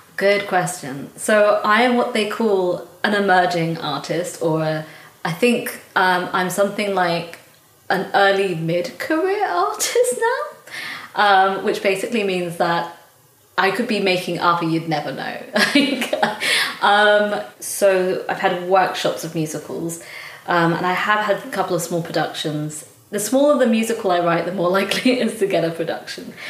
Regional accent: London, United Kingdom; I grew up in London, but my mum immigrated from Scotland

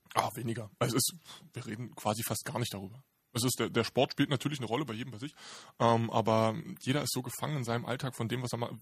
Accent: Berlin, Germany; Ich bin äh, typischer Berliner

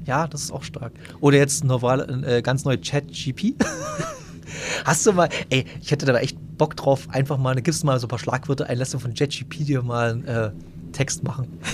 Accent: Bautzen area, Saxony, Germany; wir kommen ja beide aus Bautzen oder aus, jedenfalls aus der Gegend von Bautzen.

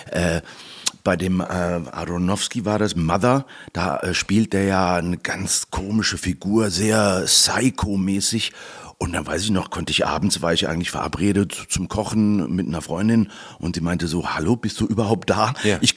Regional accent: Malaga, Andalusia, Spain; Und ansonsten habe ich ja auch noch meinen Wohnsitz in Malaga. das ist meine Heimat.

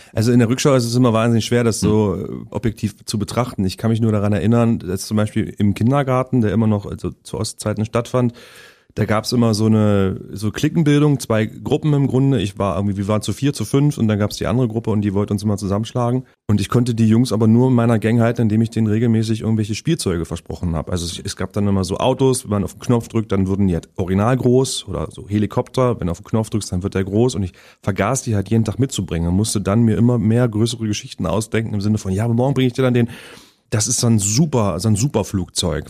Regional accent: Halle, Saxony-Anhalt, Germany; now in Berlin, Germany; Also bin ich sehr lange und sehr behütet im Osten aufgewachsen in Sachsen-Anhalt

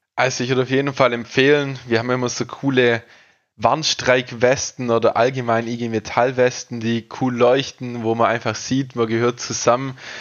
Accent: Ostalbkreis, Baden-Württemberg, Germany; Ich bin aus dem Ostalbkreis quasi, aus dem Landkreis

